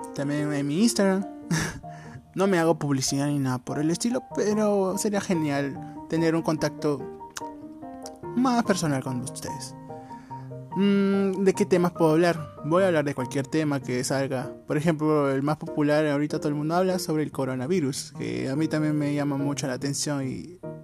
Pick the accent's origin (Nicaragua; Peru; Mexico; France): Peru; soy de Perú